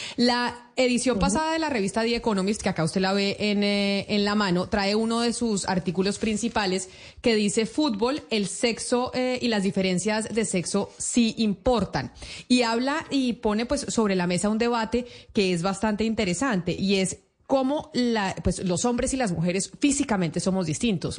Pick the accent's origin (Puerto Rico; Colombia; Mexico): Colombia; Nosotros aquí en Colombia